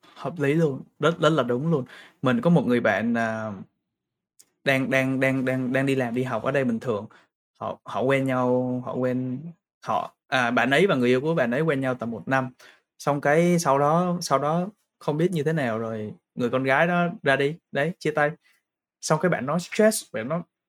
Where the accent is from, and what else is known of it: Vietnam; also born or lived in Brisbane, Australia; now in Sydney, Australia